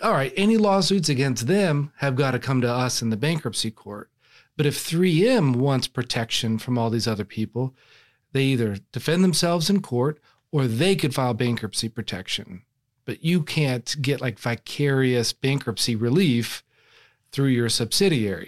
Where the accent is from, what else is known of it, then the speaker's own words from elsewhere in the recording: Texas, United States; I'm from Texas